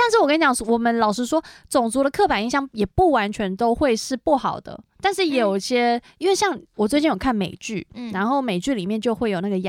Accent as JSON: {"language": "Chinese", "country": "Taiwan", "said": "就是我是台湾人哦，"}